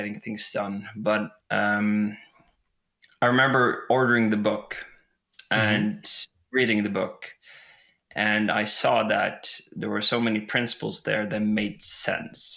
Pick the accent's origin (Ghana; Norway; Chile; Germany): Norway; West Coast of Norway, Western Norway; now in Elverum, Norway; I live in Elverum in Norway, but I'm from the West Coast